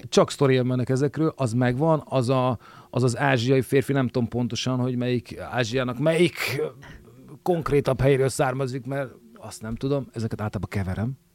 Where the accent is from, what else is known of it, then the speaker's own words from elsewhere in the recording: Budapest, Hungary; én belvárosi gyerek voltam, tehát a parlament tövében nőttem föl.